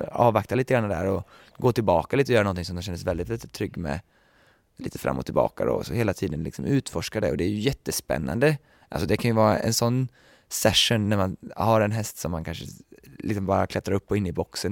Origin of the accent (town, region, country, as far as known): Sweden; moved away as an adult